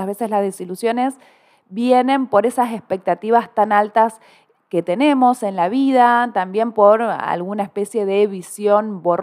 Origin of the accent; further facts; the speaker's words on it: Córdoba, Argentina; born there; No se me nota la tonada porque nací en el interior de Córdoba, pero aquí vivo en esta bellísima ciudad